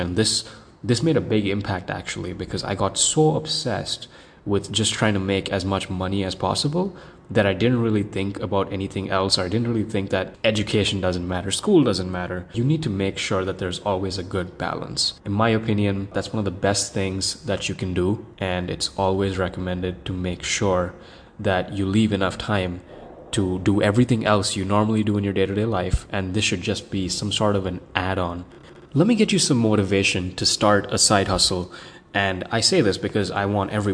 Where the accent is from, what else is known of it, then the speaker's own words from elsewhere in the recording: India; now in North Carolina, United States; so I'm Indian